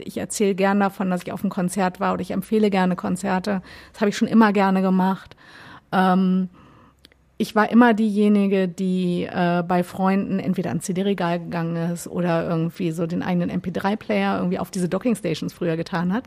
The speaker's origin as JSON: {"language": "German", "town": "Gifhorn", "region": "Lower Saxony", "country": "Germany", "also_born_or_lived": "Berlin", "moved": "yes", "lives_now": "Hamburg, Germany", "said": "Ich komme aus der Nähe von Wolfsburg"}